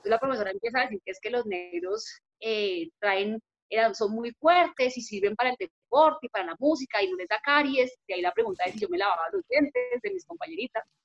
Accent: Bogotá, Colombia; yo nací en Bogotá, crecí aquí

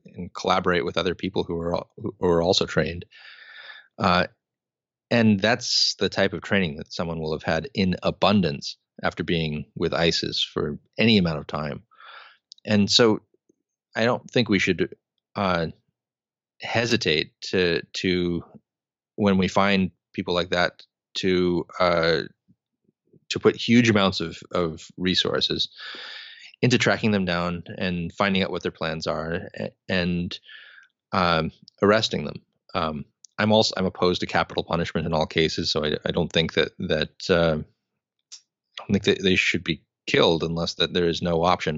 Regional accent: United States; as an American

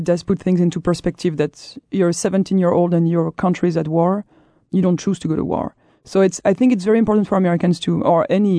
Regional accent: Brittany, France; I'm from Brittany, but we leave it to the Norman.

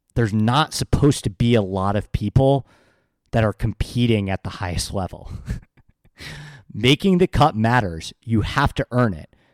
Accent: New York, United States; I grew up in New York

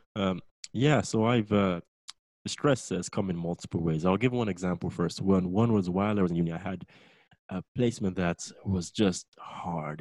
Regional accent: Lagos, Nigeria; moved away as an adult; now in England; I'm originally from Nigeria. Uh, I was raised in Nigeria, Lagos. Uh, I was born and bred there, and I came over to England for university

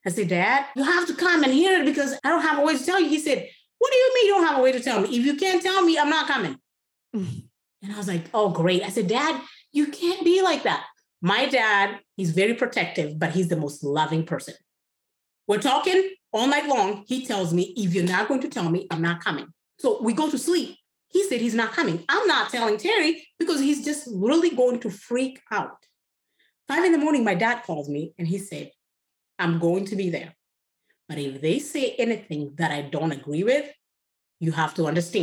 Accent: Kenya; first language Kikuyu; English is a second language; moved away; Kikuyu, is my tribal language. English is my third language. So we have Kikuyu, Swahili, and then you have English

